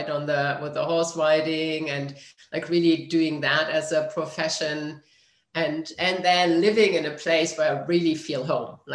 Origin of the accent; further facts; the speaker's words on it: Germany; moved away; I grew up in Germany.